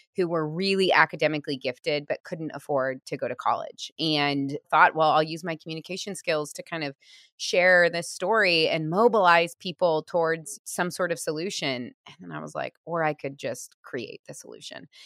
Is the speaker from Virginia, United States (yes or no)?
no; Missouri, United States; now in Portland, United States; I grew up in Missouri